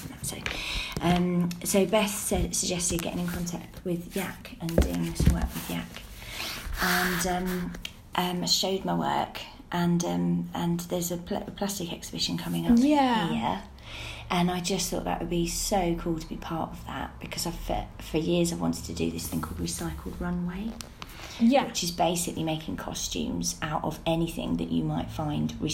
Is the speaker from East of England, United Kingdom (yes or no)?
yes; Leigh-on-Sea, East of England, United Kingdom; now in Wivenhoe, United Kingdom; that's where I grew up. I grew up in Leon Sea